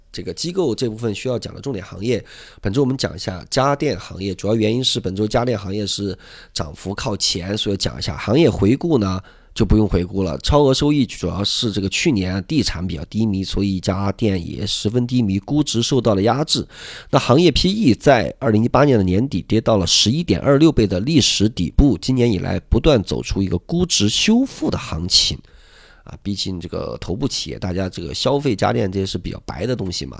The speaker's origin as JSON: {"language": "Chinese", "region": "Sichuan", "country": "China", "said": "作为一个四川人"}